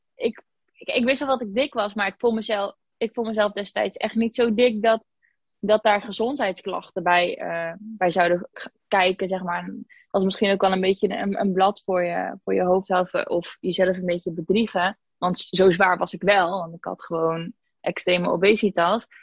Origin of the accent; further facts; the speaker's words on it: IJzendijke, Zeeland, Netherlands; moved away as an adult; also born or lived in Spain; now in Breda, Netherlands; Ik kom uit Zeeuws-Vlaanderen, uit een dorpje wat bijna niemand kent, IJzendijken